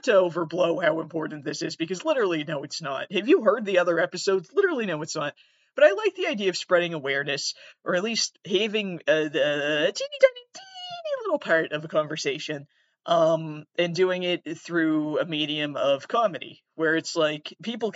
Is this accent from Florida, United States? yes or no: no; Massachusetts, United States; I'm from Massachusetts.